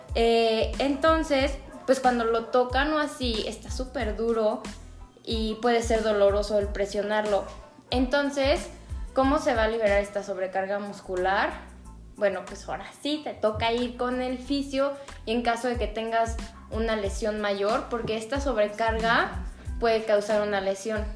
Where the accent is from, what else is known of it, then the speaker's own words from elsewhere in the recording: León, Guanajuato, Mexico; somos de León